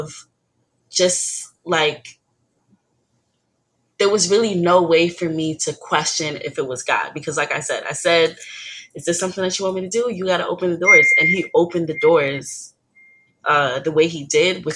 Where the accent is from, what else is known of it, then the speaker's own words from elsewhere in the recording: New York, United States; I'm originally from New York.